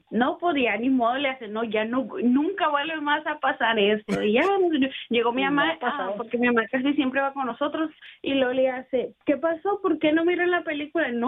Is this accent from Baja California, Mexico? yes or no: yes; Ensenada, Baja California, Mexico; De Ensenada.